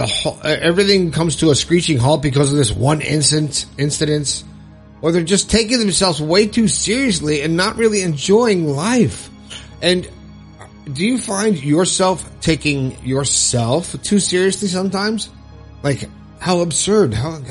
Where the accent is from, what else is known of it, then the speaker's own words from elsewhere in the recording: Long Island, New York, United States; I'm 57 from Long Island, New York